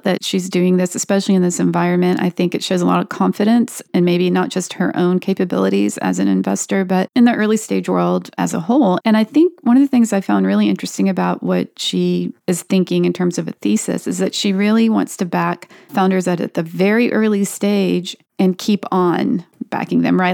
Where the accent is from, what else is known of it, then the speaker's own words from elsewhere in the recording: North Carolina, United States; now in Austin, United States; I grew up in North Carolina